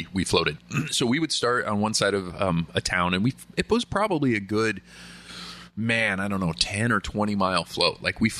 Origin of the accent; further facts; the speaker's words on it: Nevada, United States; moved away; Growing up in Nevada, right? Middle of nowhere desert.